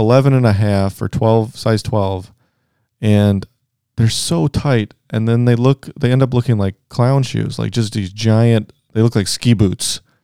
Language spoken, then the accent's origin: English; Cleveland, Ohio, United States; We're from Cleveland